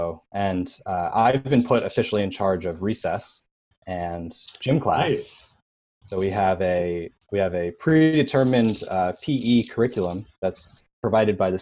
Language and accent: English; New York City, New York, United States; moved away as an adult; now in New Jersey, United States; I'm still a New Yorker. I grew up in the city